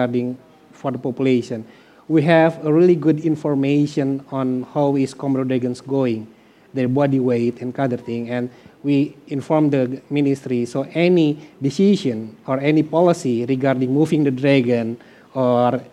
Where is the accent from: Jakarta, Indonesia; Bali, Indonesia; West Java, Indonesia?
West Java, Indonesia; moved away; also born or lived in Flores; I'm Sudanese